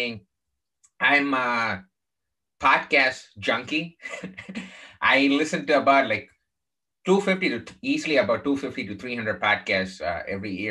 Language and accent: English; Chennai, Tamil Nadu, India; now in United States; I grew up in the southern part of India, in a place called Chennai